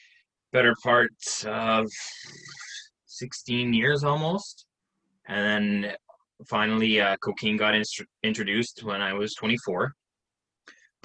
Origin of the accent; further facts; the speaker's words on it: Salmon Arm, British Columbia, Canada; I'm actually from Canada, little town of 18,000 people called Salmon Arm in British Columbia